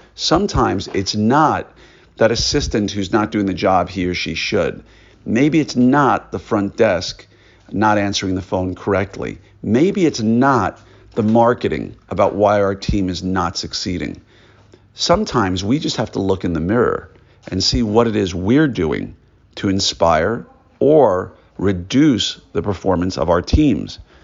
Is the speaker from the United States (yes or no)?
yes; New York, United States; I grew up in New York